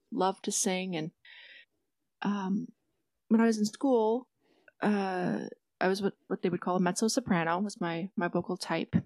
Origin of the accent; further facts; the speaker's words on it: Detroit Lakes, Minnesota, United States; my hometown in Detroit Lakes, Minnesota